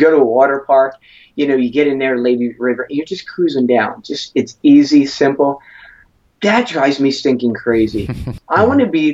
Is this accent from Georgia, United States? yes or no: no; Philadelphia, Pennsylvania, United States; born and raised in Philadelphia over 39 years